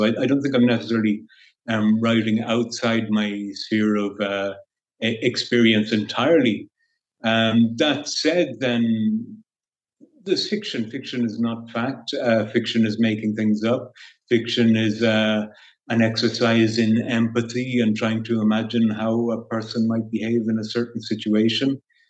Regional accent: Ireland; moved away as an adult; now in Malaysia; being Irish, for one thing, we have a culture of reading and writing, so that was something I very much grew up with.

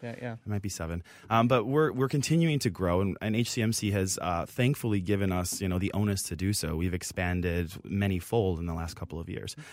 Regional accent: Minneapolis, Minnesota, United States; born and raised here in Minnesota. I'm from the Twin Cities originally

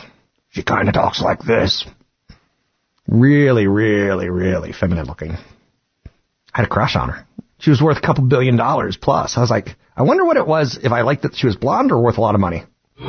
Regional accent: East Coast, United States; We grew up on the East Coast. I grew up overseas a lot.

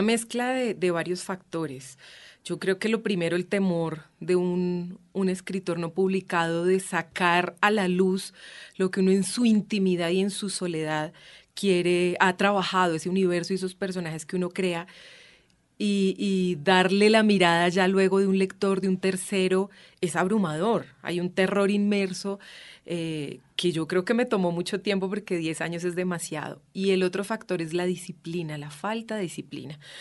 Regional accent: Boyacá, Colombia; yo soy además boyacense, muy lejos del mar

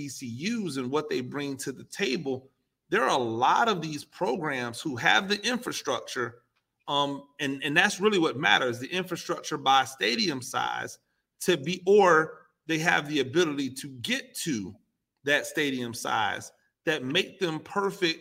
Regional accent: Tampa, Florida, United States; I'm from Tampa

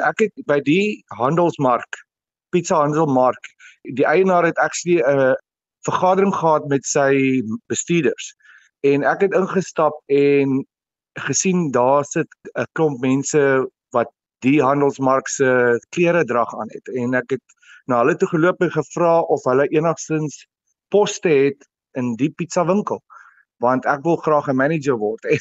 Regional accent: Vereeniging, Gauteng, South Africa; Ja, ek het skool gegaan in Vereniging in Hoërskool 3 Riviere. Ek het my hele skoolloopbaan daar deurgebring

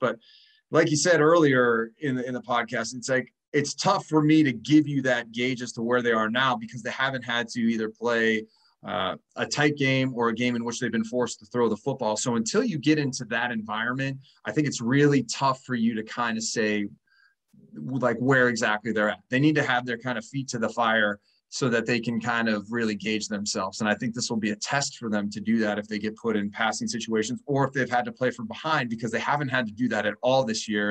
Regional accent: Midwest, United States; now in Boston, United States; I grew up in the Midwest

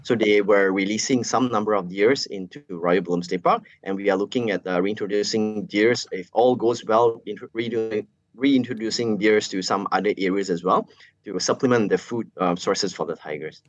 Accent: Malaysia; everyday Malaysian, all of us as Malaysian

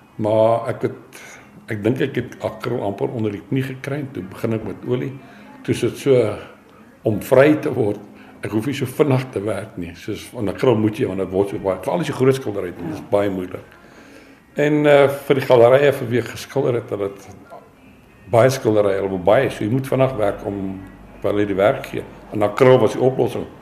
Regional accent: Germiston, Gauteng, South Africa; moved away as an adult; also born or lived in Springs / KwaZulu-Natal; now in Pretoria, South Africa; ek het groot geword in Germiston, Primrose

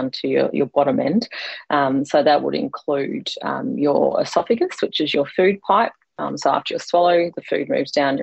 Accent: Queensland, Australia; also born or lived in Victoria; So I grew up in Victoria, but moved to Queensland when I was quite young. So I've grown up mostly in Queensland.

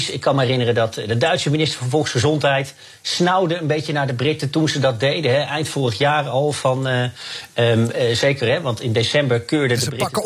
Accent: United Kingdom; Dus dat voel je hier als, als, als Brit wel.

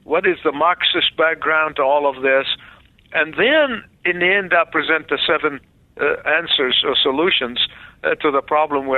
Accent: Egypt; now in United States; I was born in the Middle East

